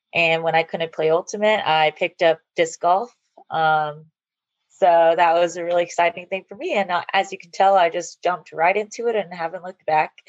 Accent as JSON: {"language": "English", "region": "Georgia", "country": "United States", "tie": "born or raised there", "also_born_or_lived": "California", "said": "I was born in California, but I've lived in Georgia since I was 10"}